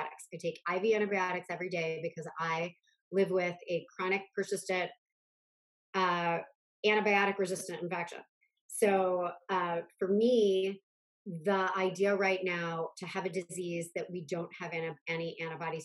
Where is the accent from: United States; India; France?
United States; Akron, Ohio; moved away as an adult; now in New York, United States; I grew up close by in Akron